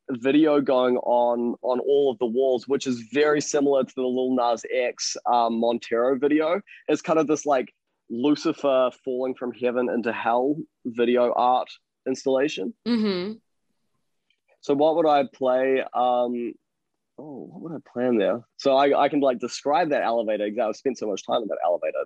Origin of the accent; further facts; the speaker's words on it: New Zealand; I'm a New Zealander